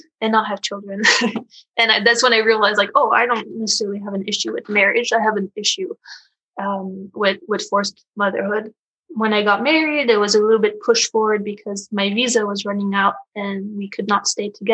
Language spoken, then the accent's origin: English; Paris, Île-de-France, France; now in United States; I'm from France, which is usually considered a pretty pro-natalist country